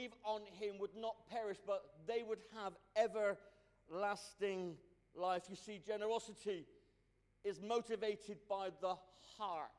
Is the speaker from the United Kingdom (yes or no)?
yes; Cornwall, South West England, United Kingdom; I'm Cornish. I'm West Country born and bred.